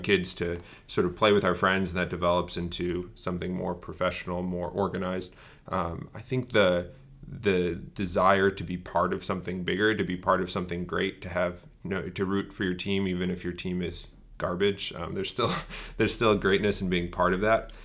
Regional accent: Bristol, Connecticut, United States; I grew up in Bristol, Connecticut, which is the home of E S P N

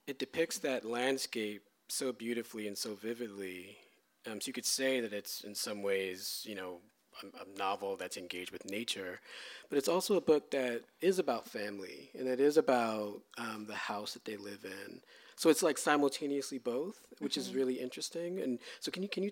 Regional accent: New York City, New York, United States; I'm from New York City

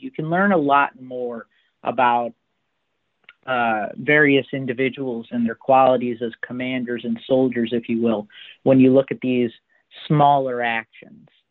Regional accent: Chicago, Illinois, United States; I come from the Chicagoland area

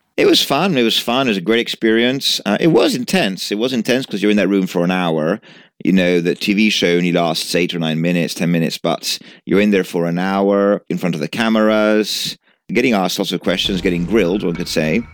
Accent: Genoa, Liguria, Italy; moved away as an adult; now in United Kingdom; I was born in Genova, and I lived in Genova till I was nineteen.

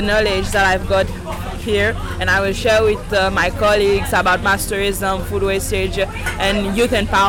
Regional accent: Seychelles; from Seychelles.

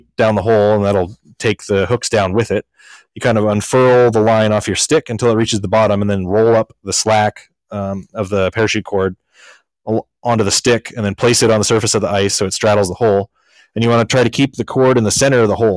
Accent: Montana, United States; now in Alaska, United States; I grew up in Montana

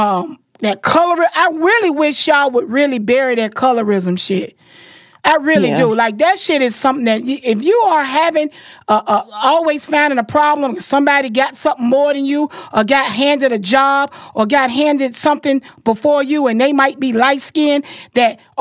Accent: Florida, United States; I'm a girl and I'm from Florida

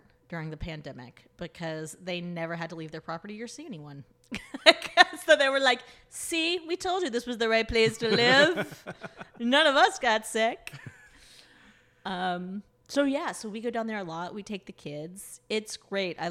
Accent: Tallahassee, Florida, United States; also born or lived in San Diego, United States; now in Philadelphia, United States; I grew up in right outside Tallahassee, Florida. So in rural North Florida

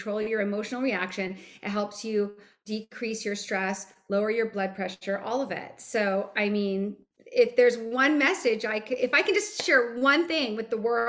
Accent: Hawaii, United States; I grew up in Hawaii

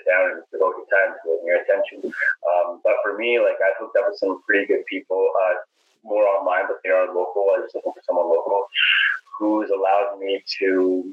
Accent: Surrey, British Columbia, Canada; now in Vancouver, Canada; born and raised in Surrey

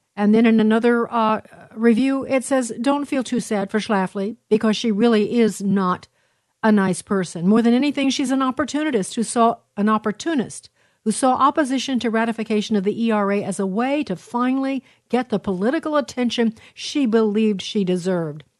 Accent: Illinois, United States; this is my home state, Illinois

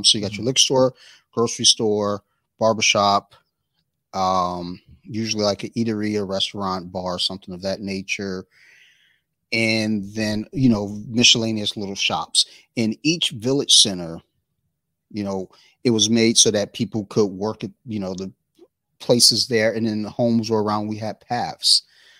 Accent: Columbia, Maryland, United States; I grew up in Columbia, Maryland

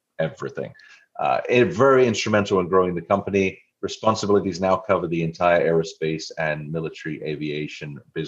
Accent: Farnborough, South East England, United Kingdom; now in Missouri, United States; I grew up in Farnborough, England.

